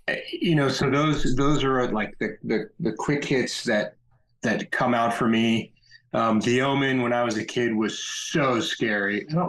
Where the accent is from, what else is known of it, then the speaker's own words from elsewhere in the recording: Colorado, United States; moved away as an adult; also born or lived in Milwaukee / New York; now in Vermont, United States; I was born in Colorado in the mountains. I grew up there. I went to school in Colorado. Then I went to grad school in Milwaukee. Then I moved to New York. And now I live in Vermont.